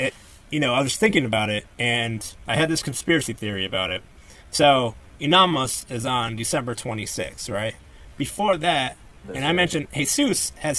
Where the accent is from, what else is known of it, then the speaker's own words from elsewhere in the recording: Connecticut, United States; moved away; one of my friends that I grew up with back in Connecticut